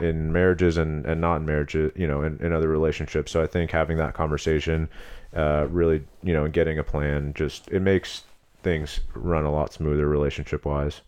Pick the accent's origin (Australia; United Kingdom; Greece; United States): United States; Long Beach, California; moved away as an adult; also born or lived in Los Angeles / Palos Verdes / Arizona; I'm from Southern California, originally Los Angeles. I grew up in Long Beach and Palos Verdes